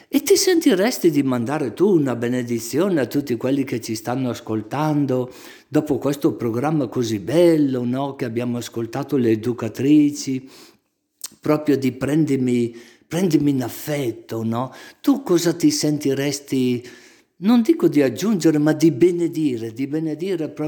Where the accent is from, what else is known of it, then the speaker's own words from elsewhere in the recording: Pisogne, Lombardy, Italy; moved away as an adult; now in Capriolo, Italy; Io sono originaria di Pisogne. Pisogne, sul lago.